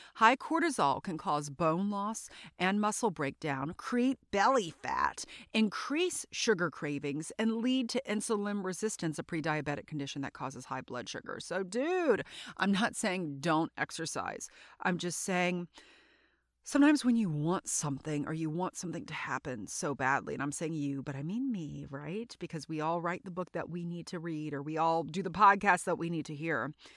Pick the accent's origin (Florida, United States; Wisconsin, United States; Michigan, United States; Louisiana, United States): Louisiana, United States; South; also born or lived in North Carolina; So, I grew up in Louisiana, in South Louisiana